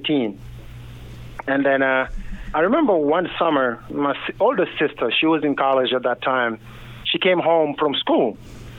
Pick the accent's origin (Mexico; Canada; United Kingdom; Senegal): Senegal; moved away; also born or lived in Kansas, United States; I was born and raised in Senegal, West Africa